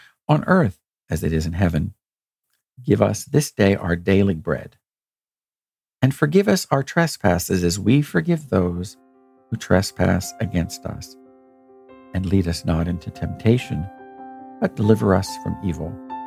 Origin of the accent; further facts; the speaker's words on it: United States; we've faced a lot of challenges as an American people